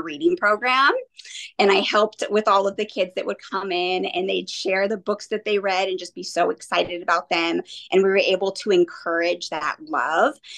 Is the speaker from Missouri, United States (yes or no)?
no; Monrovia, California, United States; also born or lived in Santa Rosa, California; I grew up in Southern California in mm-hmm. Monrovia tiny little cute town. I moved up here to Santa Rosa about 10 years ago now